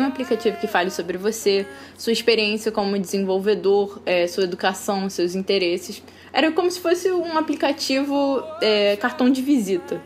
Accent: Rio de Janeiro, Brazil; Eu sou carioca, né? Desde que nasci eu moro aqui no Rio

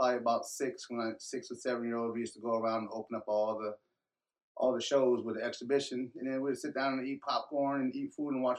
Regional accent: Davenport, Iowa, United States; moved away as an adult; now in Des Moines, United States; We've been in Davenport, Iowa. That's where I'm from, Davenport, Iowa. Mm-hmm. Born and raised in Davenport, Iowa. Moved to Des Moines and... I think it was 1990 to 93 for a little bit, then moved back to Davenport again, came back in 2001

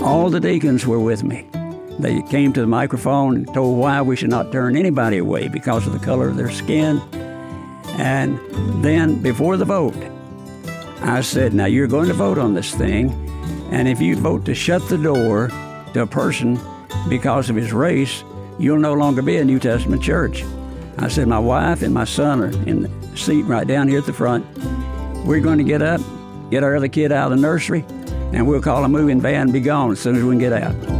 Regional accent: Paris, Tennessee, United States; now in Memphis, United States; I grew up near Paris, Tennessee

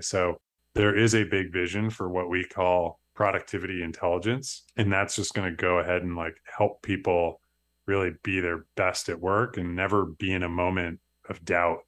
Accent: Darien, New York, United States; Darien Lake, my hometown, it, it's definitely like a small town values

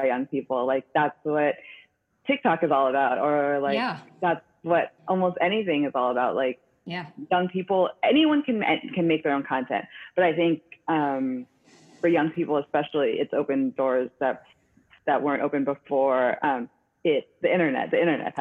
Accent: San Francisco, California, United States; now in New York, United States; we're both from San Francisco too

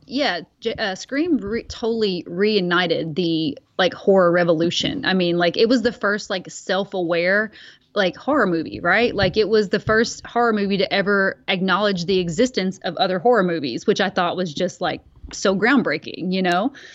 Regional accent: Bowling Green, Kentucky, United States; moved away; I grew up in Bowling Green, Kentucky

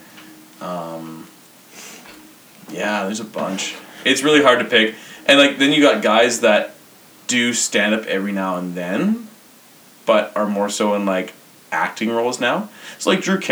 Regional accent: Grimshaw, Alberta, Canada; Fairview is like 20, sorry, like it's like 30 minutes away from Grimshaw where I grew up

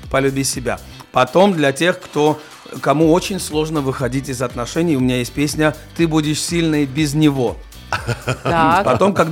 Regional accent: Georgia; я все-таки с грузин, я грузин

